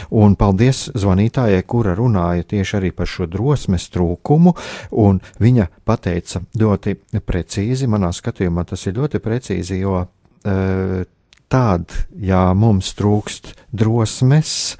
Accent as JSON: {"language": "Latvian", "country": "Latvia", "said": "mēs esam latvieši, mēs, jā, mēs piedaram latviešu tautai"}